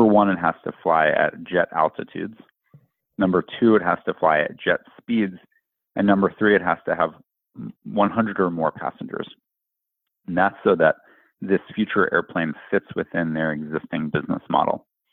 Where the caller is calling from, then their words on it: New York City, New York, United States; I'm joining from New York, New York City.